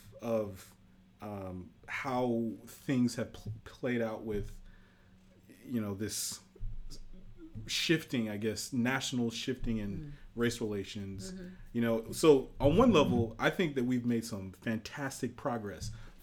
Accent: Nigeria; being Nigerian

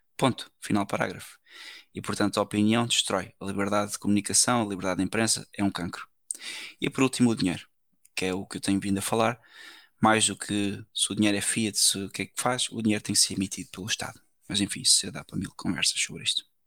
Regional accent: Portugal; eu sou português

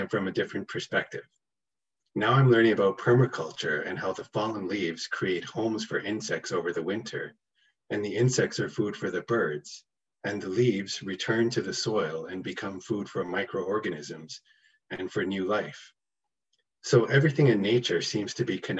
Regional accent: Toronto, Ontario, Canada; I was born and raised in Toronto, Canada

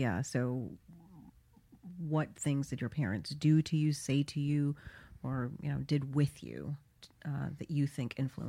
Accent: Florida, United States; South Florida.

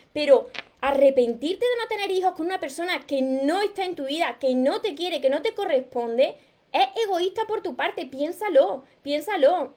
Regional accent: Córdoba, Andalusia, Spain; Del sur, de Córdoba. Soy de Córdoba

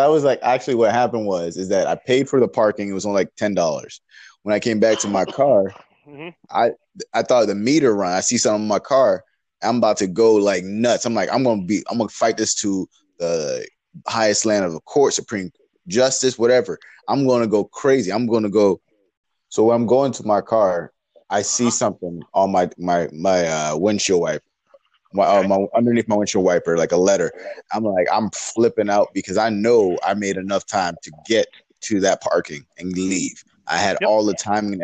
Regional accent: Florida, United States; I'm from Florida

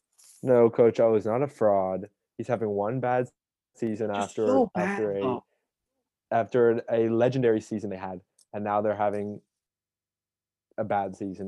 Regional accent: the South, United States; growing up in the South

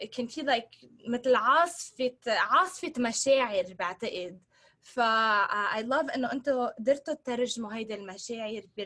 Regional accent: Sidon, South Governorate, Lebanon; now in Los Angeles, United States; هون انا بلوس انجلوس سو بس حدا يسالني انت من وين الجواب آه، من صيدا لانه ما حدا بيعرف وين الميوميه فانا كمان بقول انه انا من صيدا

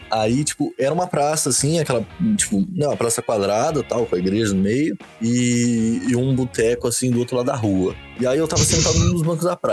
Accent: Osasco, São Paulo, Brazil; Eu, sou de Osasco.

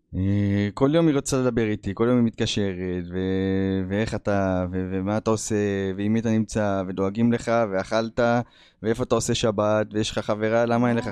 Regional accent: Israel; moved away as an adult; also born or lived in United States; אני ברחתי מהארץ בגיל עשרים ושתיים

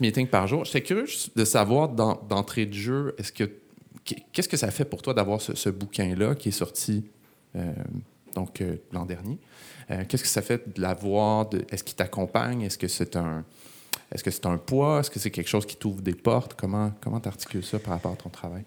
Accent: Laval, Quebec, Canada; J'ai grandi à Laval

